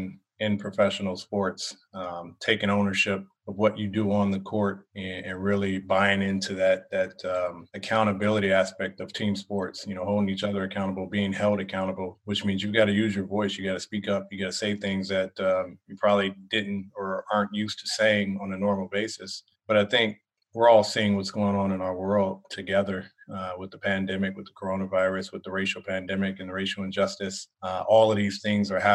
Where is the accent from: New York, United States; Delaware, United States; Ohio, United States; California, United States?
California, United States; Bay Area; moved away as an adult; also born or lived in Germany; now in Atlanta, United States; I grew up in California, which is an extreme melting pot in the Bay Area